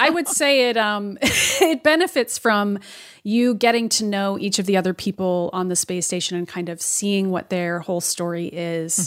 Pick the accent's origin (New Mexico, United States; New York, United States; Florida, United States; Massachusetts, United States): Massachusetts, United States; Boston; as a Bostonian